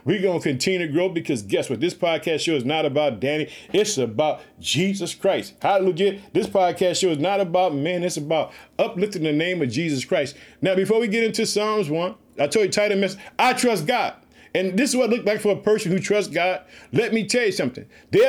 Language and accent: English; Illinois, United States; I'd like to thank the state of Illinois, which is my home state. I reside in the city of Chicago.